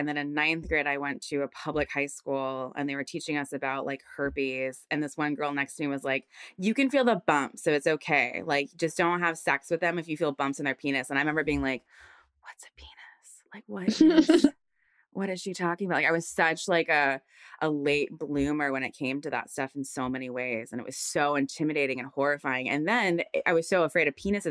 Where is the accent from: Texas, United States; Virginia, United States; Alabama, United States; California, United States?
Virginia, United States; I'm from Virginia. So I went to school in Virginia, also, you know, not Midwest, but South